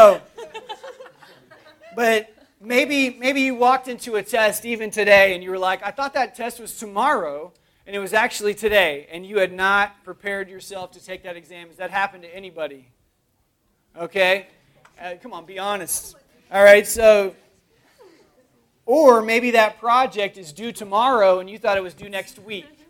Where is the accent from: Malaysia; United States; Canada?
United States; Oklahoma; growing up, I grew up in Oklahoma, and in Oklahoma, there's not a whole lot there other than, like, dust